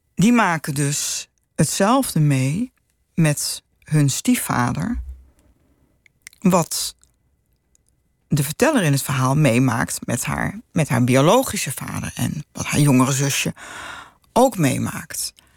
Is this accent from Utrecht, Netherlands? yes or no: yes; Utrecht, Netherlands; ik ben opgegroeid in de Damstraat